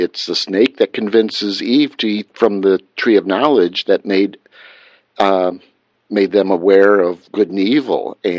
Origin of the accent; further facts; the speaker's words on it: Chicago, Illinois, United States; I probably did. I'm from Chicago.